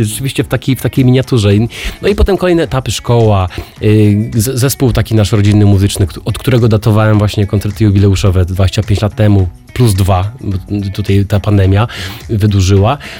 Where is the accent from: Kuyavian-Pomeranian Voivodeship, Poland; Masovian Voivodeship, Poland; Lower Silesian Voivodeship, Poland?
Lower Silesian Voivodeship, Poland; Jelenia Góra; moved away as an adult; now in Katowice, Poland; Ja jestem tym Gorolem z Jeleniej Góry, który przyjechał do Katowic na studia